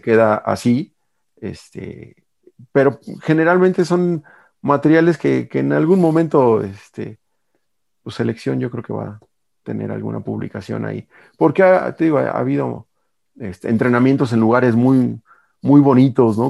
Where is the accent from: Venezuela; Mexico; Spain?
Mexico; como aficionado mexicano